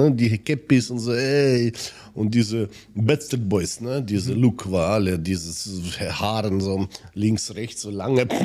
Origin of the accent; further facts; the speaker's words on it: Siberia, Russia; German is a second language; moved away; Ich komme selber aus Sibirien, also bei uns war es damals kalt.